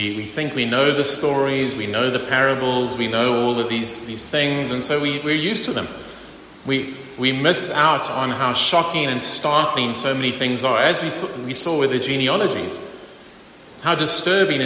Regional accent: East Rand, Gauteng, South Africa; I'm from the East Rand

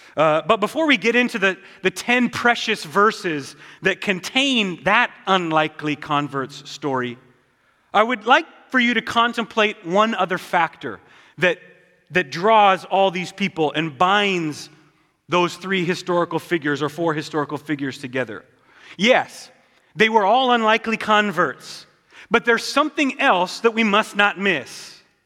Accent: Southwest Montana, United States; I'm from Southwest Montana

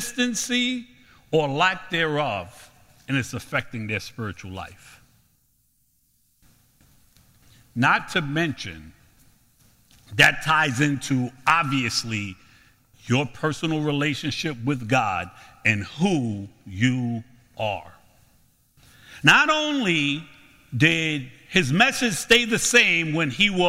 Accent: New York City, New York, United States; I'm from Brooklyn.

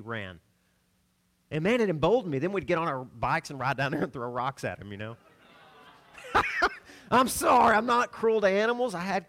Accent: the South, United States; we grew up in the South down a gravel road, and there were Doberman pinchers everywhere.

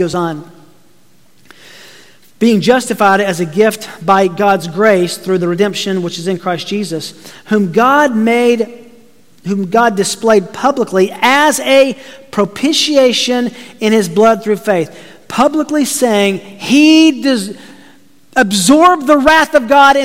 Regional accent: Tennessee, United States; I grew up in Tennessee

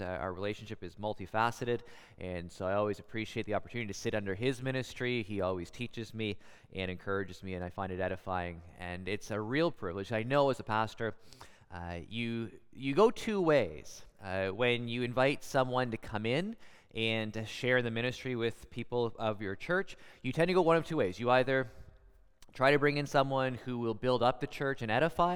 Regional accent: Guelph, Ontario, Canada; I'm from Guelph

